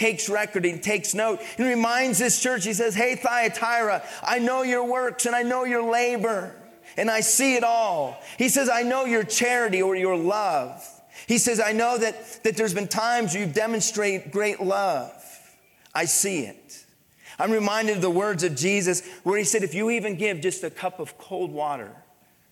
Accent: Pennsylvania, United States; moved away; also born or lived in Midwest; I grew up in Pennsylvania

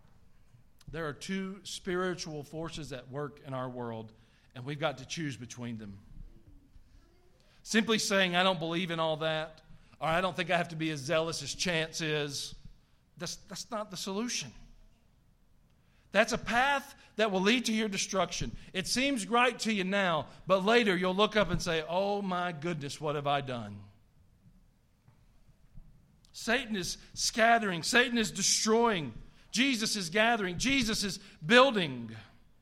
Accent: the South, United States; accent: Southern

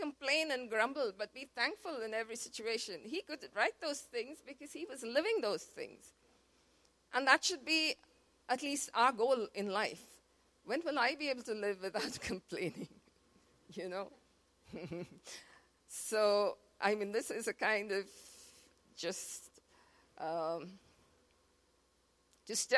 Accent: Mumbai, Maharashtra, India; moved away; We are from Mumbai

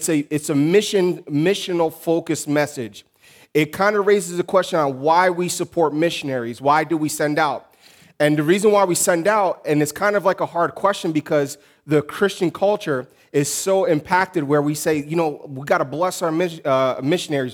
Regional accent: Newark, New Jersey, United States; moved away as an adult; now in Mozambique; we grew up in urban ministry. We came up from Newark, New Jersey

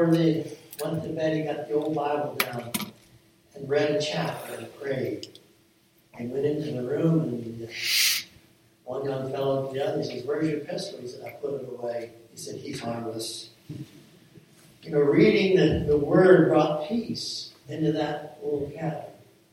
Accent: Millersburg, United States; the farm that I grew up on there in Millersburg.

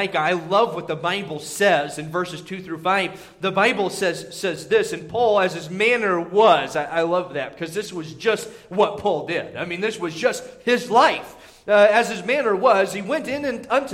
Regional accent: Indiana, United States; moved away; whenever I was growing up in Indiana

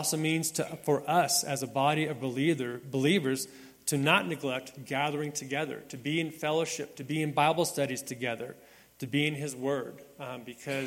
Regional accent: Las Vegas, Nevada, United States; moved away; growing up in Las Vegas as a young boy, being here at Red Hill Southern Baptist Church

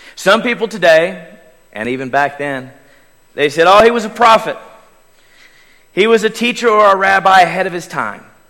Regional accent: Davis, Oklahoma, United States; born or raised there; moved away

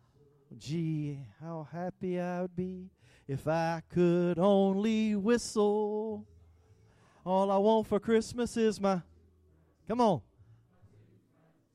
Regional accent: the South, United States; I'm from the South

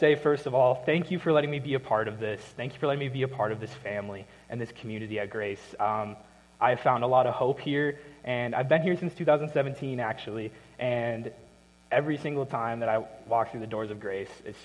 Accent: Minnesota, United States; moved away as an adult; I'm from Minnesota.

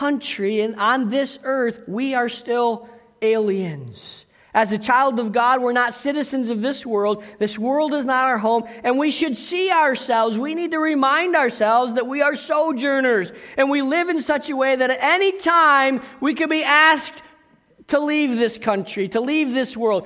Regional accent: United States; moved away as an adult; also born or lived in South Africa; we were Americans

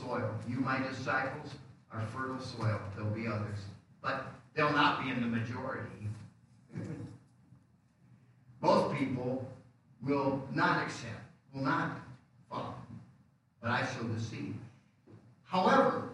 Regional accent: Rockford, Illinois, United States; moved away as an adult; also born or lived in Des Moines, Iowa / Dayton, Ohio / Tacoma, Washington; I came back to Rockford because I could get a quick job from my father-in-law to support my family until I found a place where I could start a church

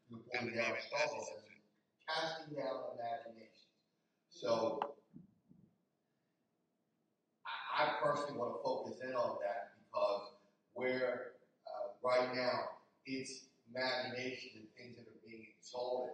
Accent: Philadelphia, Pennsylvania, United States; now in Delaware, United States; I grew up, I don't have no problem telling people I'm from Philadelphia

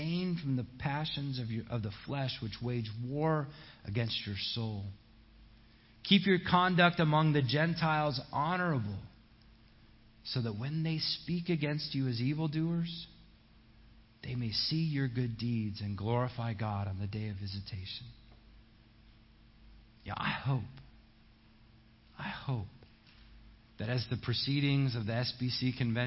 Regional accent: United States; as an American

